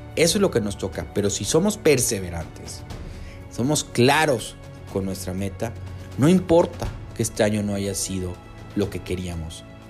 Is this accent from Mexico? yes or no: yes; Yucatán, Mexico; soy enlace del Colectivo Quibernus Yucatán, aquí con el calor, calor de, mi estado